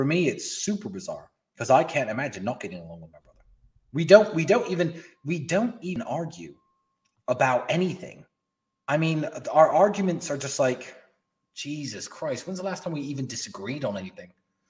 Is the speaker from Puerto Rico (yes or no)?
no; England, United Kingdom; my friend, I'm from England.